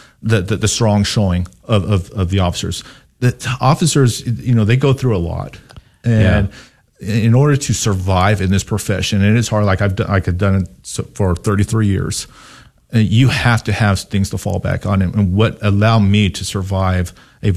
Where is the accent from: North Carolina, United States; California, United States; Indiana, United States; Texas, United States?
Texas, United States; El Paso; moved away as an adult; now in Dallas, United States; growing up in El Paso myself